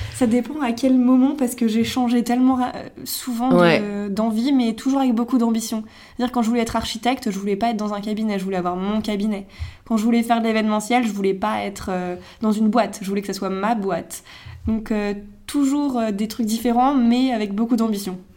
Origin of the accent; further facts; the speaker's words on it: Megève, Auvergne-Rhône-Alpes, France; moved away as an adult; now in Paris, France; je viens de Megève, une station de ski dans les Alpes. je suis à Paris depuis 3 ans et demi maintenant